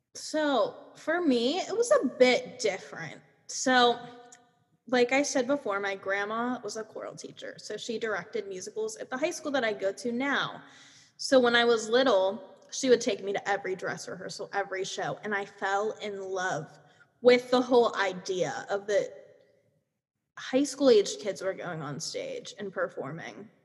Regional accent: Pennsylvania, United States; I'm from Pennsylvania

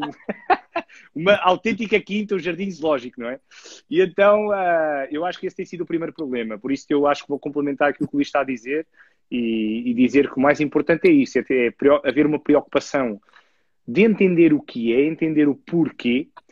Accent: Lisbon, Portugal; eu tenho, tenho 35 anos e sou natural de Lisboa

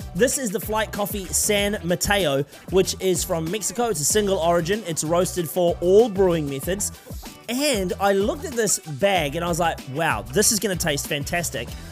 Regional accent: Wellington, New Zealand; from Wellington, uh, the place where I grew up here in New Zealand

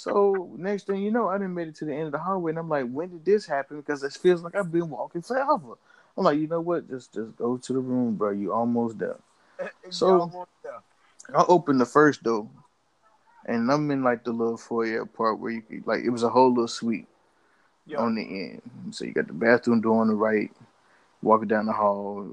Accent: Charlotte, North Carolina, United States; I was from Charlotte

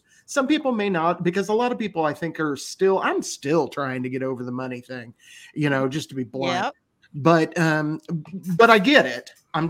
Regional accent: Indiana, United States; I'm a hillbilly from Indiana.

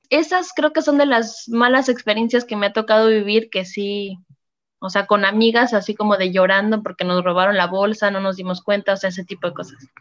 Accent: Mexico; moved away as an adult; now in France

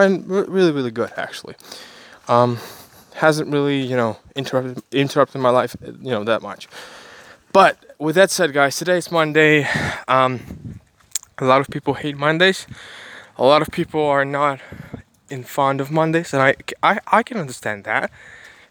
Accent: Ukraine; I'm an Asian guy, even though I'm from Ukraine

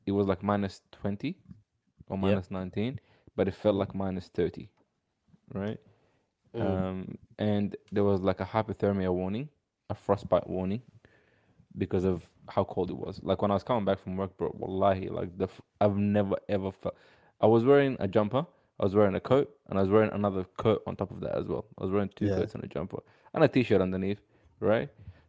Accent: Canada; I am Canadian.

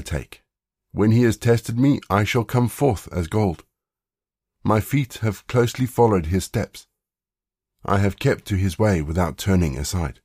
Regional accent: South Africa; growing up in South Africa

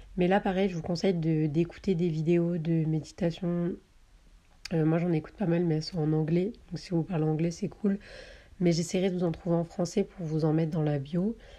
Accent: southern France, France; moved away as an adult; also born or lived in Paris; je viens du sud de la France, mais là je suis montée sur Paris pour des stages

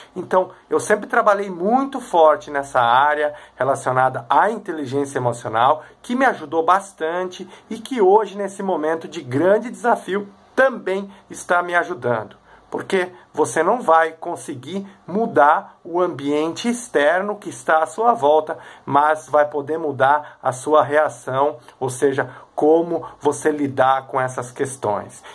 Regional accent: Três Coroas, Rio Grande do Sul, Brazil; sou de Três Coroas

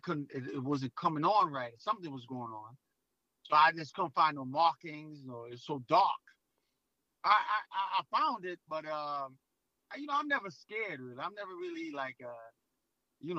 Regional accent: New York City, New York, United States; I'm from Brooklyn, New York, where they don't believe anything

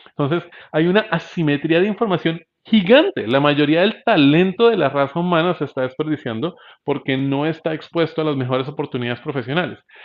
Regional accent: Bogotá, Colombia; yo soy bogotano

